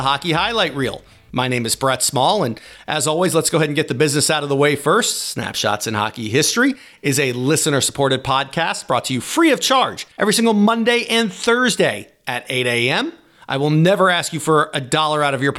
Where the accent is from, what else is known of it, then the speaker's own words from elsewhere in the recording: Washington, District of Columbia, United States; I'm from Washington, D.C.